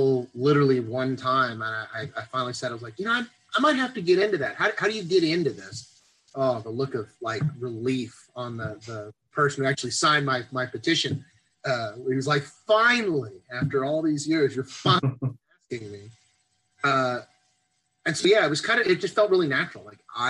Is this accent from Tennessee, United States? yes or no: no; Texas, United States; born and raised in Texas